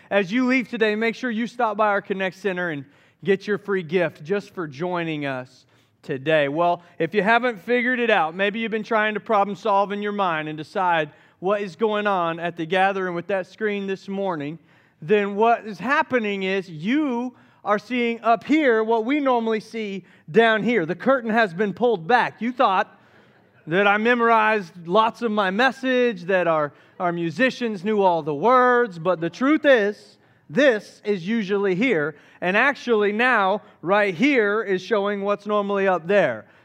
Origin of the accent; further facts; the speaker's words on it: Southeast, United States; I grew up in the Southeast and Back, back, in, back, back in my day, just a few years ago, growing up in the Southeast, it was a very Christian oriented culture.